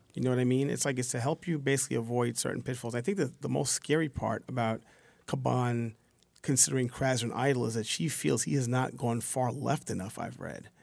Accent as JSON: {"language": "English", "town": "New York City", "region": "New York", "country": "United States", "said": "I come from Southeast Queens, a one oh fifth precinct"}